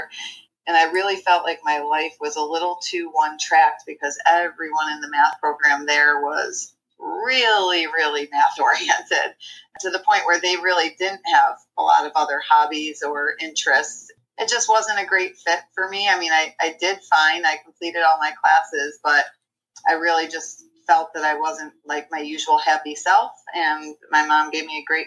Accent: Liverpool, New York, United States; I was born in Liverpool, New York. We share an alma mater. I came up through Liverpool Public Schools and graduated from

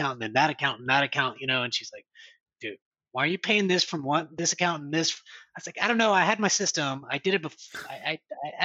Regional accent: United States; I'm an American

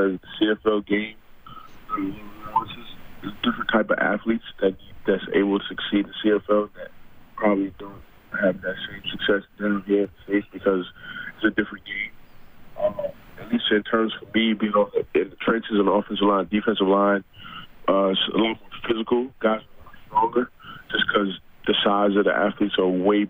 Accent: United States; being an American player

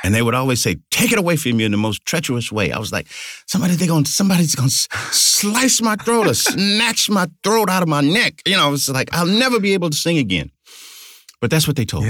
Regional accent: United States; I love my hometown, but there was some difficulty and some racial strife as a, as a child

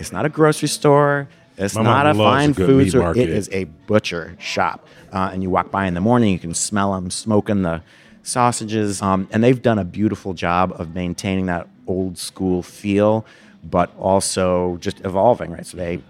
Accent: Chicago, Illinois, United States

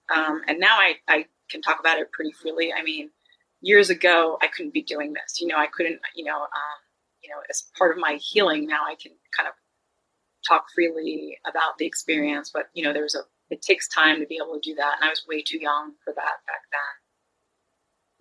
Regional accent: Long Island, New York, United States; also born or lived in Jersey City, New Jersey; I was born in Jersey City, uh, which you know how I came to Long Island. It was really my grandparents moved for me

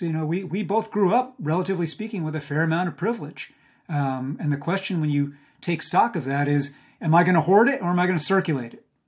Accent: Hudson Valley, outside Poughkeepsie, New York, United States; I grew up in the Hudson Valley of New York, uh, which you also know well, outside of Poughkeepsie

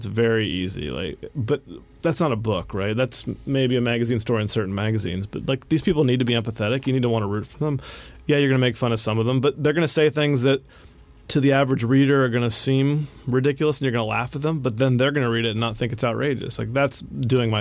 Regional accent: West Virginia, United States; I grew up in West Virginia

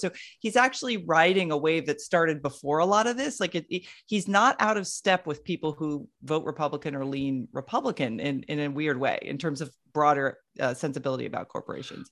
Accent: Florida, United States; having been born and raised in Florida

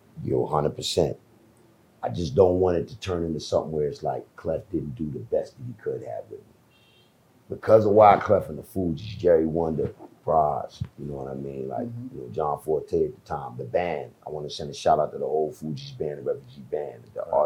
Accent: Jamaica; Overseas, I'm Jamaican

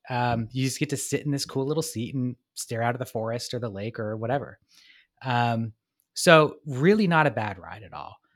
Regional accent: Portland, Oregon, United States; also born or lived in Vancouver, Washington; I love Portland more, that's my hometown

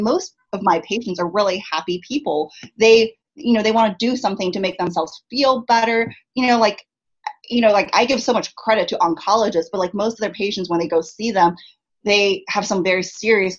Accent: San Diego, California, United States; also born or lived in Chicago; now in Los Angeles, United States; I grew up in San Diego

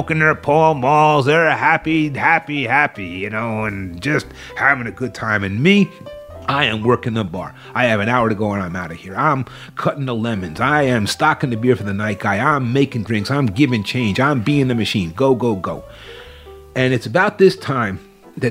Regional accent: New Jersey, United States; I'm a kid from New Jersey

